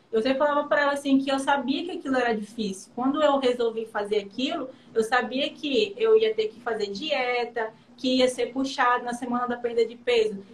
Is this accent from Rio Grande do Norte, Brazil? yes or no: no; interior of Amazonas, Brazil; moved away as an adult; also born or lived in Manaus; eu sou do interior de Manaus, eu fui para Manaus fazer faculdade